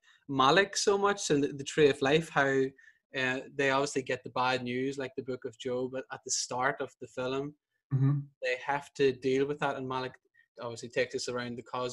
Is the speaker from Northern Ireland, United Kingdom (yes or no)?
yes; Northern Ireland, United Kingdom; whenever I grew up in Northern Ireland, you're Catholic, but it's a very ethnic identity